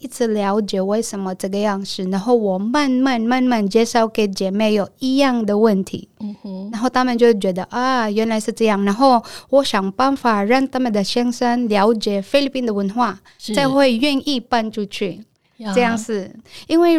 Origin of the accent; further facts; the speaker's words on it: Taiwan; 所以像我们台湾人，我是英文老师